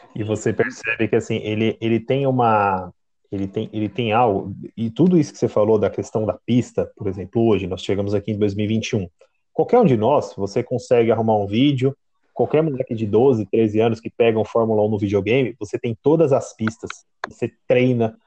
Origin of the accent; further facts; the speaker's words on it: Brazil; a gente aqui como brasileiro